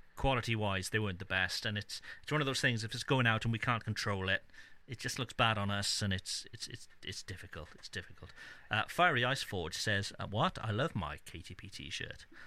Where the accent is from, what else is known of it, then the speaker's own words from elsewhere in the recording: Cardiff, Wales, United Kingdom; my hometown of Cardiff